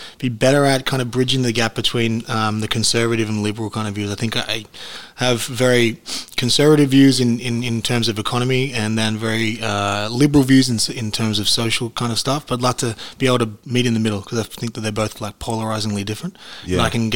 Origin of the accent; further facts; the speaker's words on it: Cronulla, New South Wales, Australia; We're from Cronulla, yeah, in the Esplanade